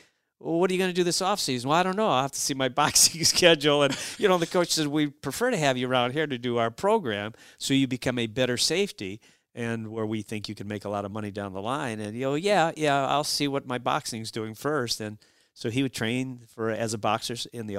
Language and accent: English; Cleveland, Ohio, United States; I'm from Cleveland